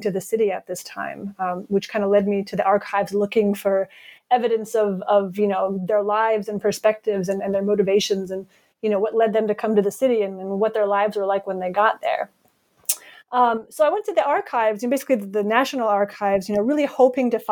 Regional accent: Providence, Rhode Island, United States; moved away as an adult; also born or lived in Ohio; I was born in Providence, Rhode Island, or rather I grew up there

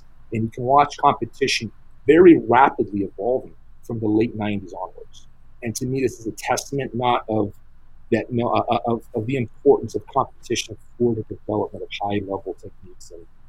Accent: Brazil; first language English; moved away as an adult; also born or lived in Provo, Utah, United States / Hemet, California, United States / Las Vegas, United States; now in United States; And we lived in Utah, you know, Provo, Utah for a few years, and then Hemet, California. We moved to Brazil when I was 6. So most of my schooling was done in Brazil. So English is my first language, but on some topics, my Portuguese is better.

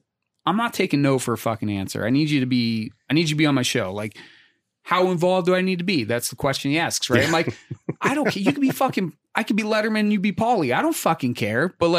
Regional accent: Pittsburgh, Pennsylvania, United States; I grew up in Pittsburgh, generational Steeler fan, right?

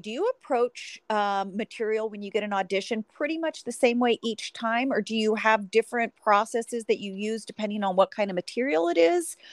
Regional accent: Sacramento, California, United States; I'm from Sacramento. So we're both NorCal girls

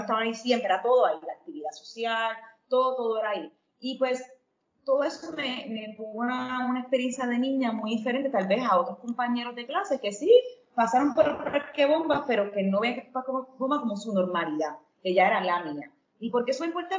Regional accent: Ponce, Puerto Rico; moved away as an adult; also born or lived in New York / Indonesia / Ecuador; yo soy ponceña, aclarar que soy ponceña ecuatoriana, pero si me explico ponceña primero por la razón de que me crié aquí

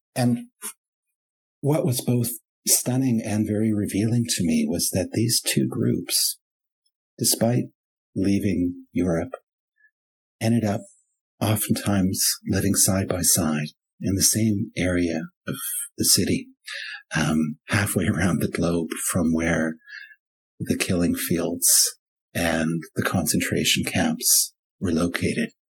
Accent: Vancouver, British Columbia, Canada; first language German; English is a second language; third generation Germans, like myself growing up in Vancouver

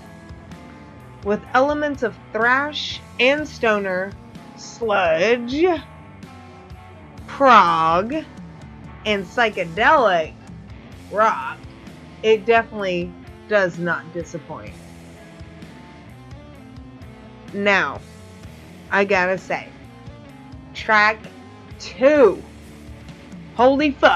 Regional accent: Louisville, Kentucky, United States; my hometown of Louisville

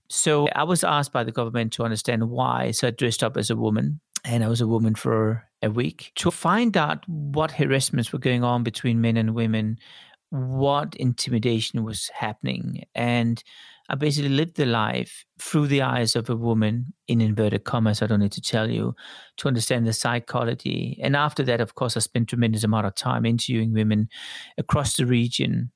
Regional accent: Denmark; also born or lived in Sydney, Australia / Tokyo, Japan / Paris, France / London, United Kingdom; now in Switzerland; I grew up in Denmark

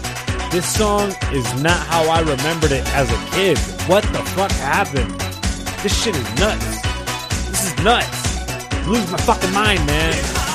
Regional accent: London, United Kingdom; I'm from London.

